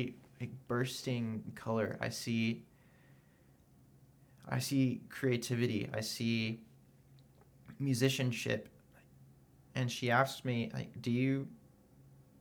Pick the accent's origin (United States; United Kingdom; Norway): United States; Oklahoma; moved away; I'm from Oklahoma